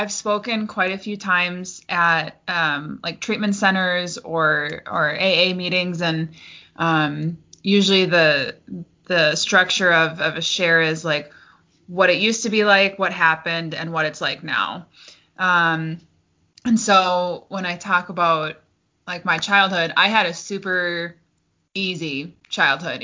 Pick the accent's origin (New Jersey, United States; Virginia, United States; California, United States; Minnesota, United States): Minnesota, United States; Forest Lake; also born or lived in Cannon Falls, Minnesota; I grew up in Forest Lake before I moved to Cannon Falls